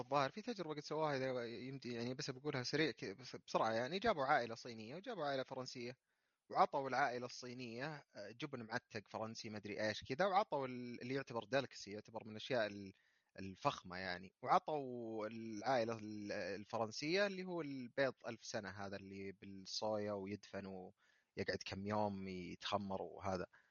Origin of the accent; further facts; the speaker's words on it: Saudi Arabia; عندنا في السعوديه